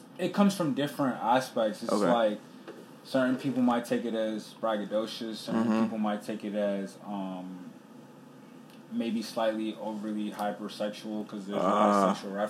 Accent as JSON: {"language": "English", "area": "Montgomery County", "region": "Maryland", "country": "United States", "tie": "born or raised there", "also_born_or_lived": "Sierra Leone", "said": "I'm from the Montgomery County area of Maryland, so, like, it's an extremely diverse area."}